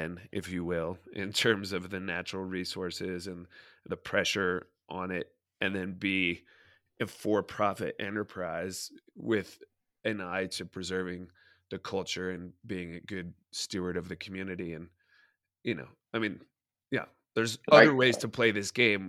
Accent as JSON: {"language": "English", "town": "Durango", "region": "Colorado", "country": "United States", "tie": "born or raised there", "said": "I grew up in Durango, and even back in the 80s"}